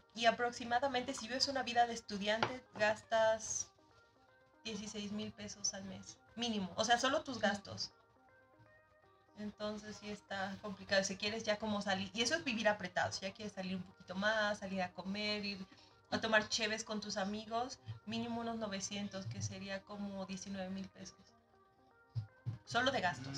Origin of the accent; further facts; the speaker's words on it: Mexico; moved away as an adult; also born or lived in Leipzig, Germany; now in Germany; vengo de México